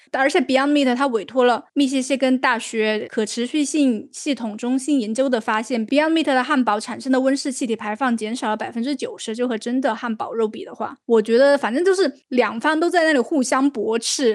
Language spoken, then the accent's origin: Chinese; China; 好像也没有说我们中国人都是心脑血管高发的一个地方啊